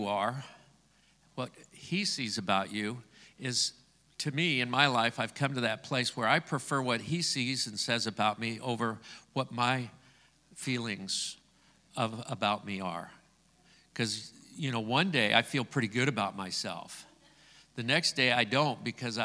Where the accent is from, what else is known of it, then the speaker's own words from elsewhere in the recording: Scotland, United Kingdom; I'm Scottish.